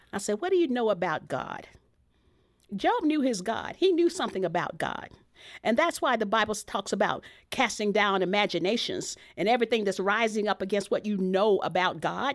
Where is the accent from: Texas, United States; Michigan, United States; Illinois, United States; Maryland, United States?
Texas, United States; my background growing up in Texas